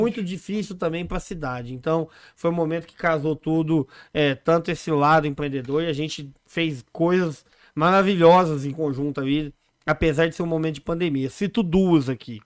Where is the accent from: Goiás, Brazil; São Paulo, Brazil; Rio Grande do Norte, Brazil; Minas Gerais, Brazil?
Minas Gerais, Brazil; São Sebastião do Paraíso; moved away as an adult; now in Poços de Caldas, Brazil; estava empreendendo lá na minha cidade, São Sebastião do Paraíso